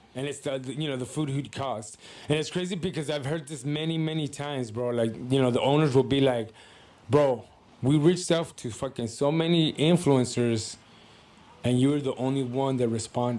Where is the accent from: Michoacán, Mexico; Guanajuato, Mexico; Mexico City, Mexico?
Guanajuato, Mexico; León; also born or lived in Pacoima; At the time, we were living in Pacoima. My dad sold the house, and then I think before I hit one, he moved us out to León, Guanajuato.